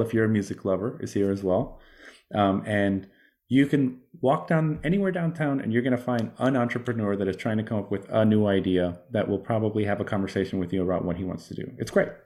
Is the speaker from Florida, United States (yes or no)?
yes; Miami, Florida, United States; moved away; I come from Miami